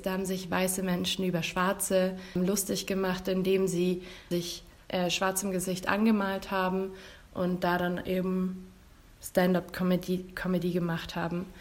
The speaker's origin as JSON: {"language": "German", "town": "Marktredwitz", "region": "Bavaria", "country": "Germany", "said": "in der Nähe, wo ich herkomme, aus Markratwitz, da befindet sich in der Nähe die Freilichtbühne Luisenburg"}